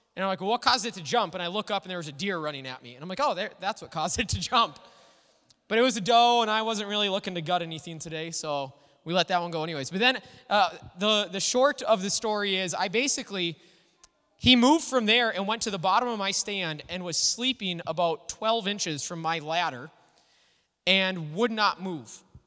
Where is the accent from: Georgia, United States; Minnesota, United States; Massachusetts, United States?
Minnesota, United States; Little Falls; I grew up in Little Falls